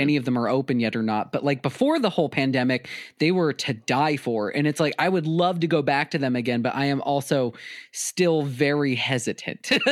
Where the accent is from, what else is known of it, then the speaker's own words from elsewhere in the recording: South Dakota, United States; my home state of South Dakota